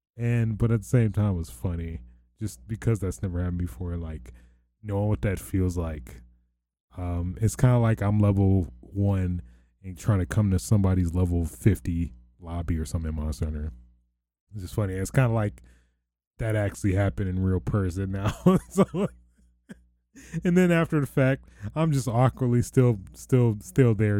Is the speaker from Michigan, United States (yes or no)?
yes; near Detroit, Michigan, United States; I don't wanna say I'm from Detroit, but I'm closest to Home Destroyed as a landmark